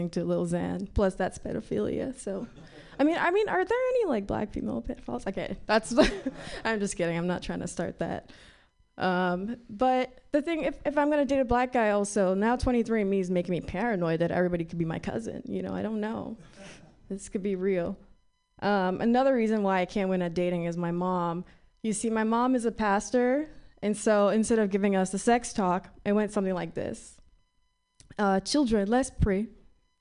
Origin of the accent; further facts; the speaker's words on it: Nigeria; moved away; I grew up in Africa